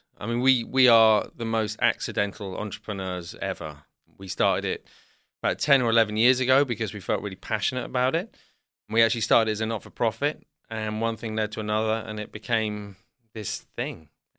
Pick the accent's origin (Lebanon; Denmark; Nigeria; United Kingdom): United Kingdom; South West England; also born or lived in London; So I was born in London, but when I was about two, I moved to the southwest of England.